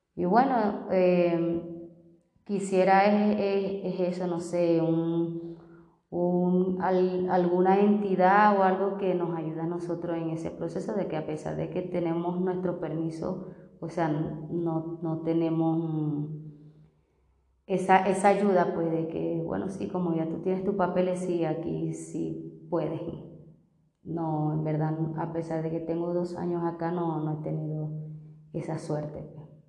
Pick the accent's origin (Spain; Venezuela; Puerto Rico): Venezuela; moved away as an adult; also born or lived in Barranquilla, Colombia; now in Bogotá, Colombia; soy venezolana, tengo 34 años de edad